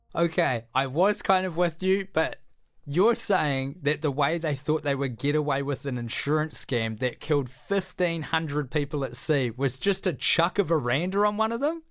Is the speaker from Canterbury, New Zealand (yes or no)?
yes; Christchurch, Canterbury, New Zealand; my childhood as a young pyro growing up in Christchurch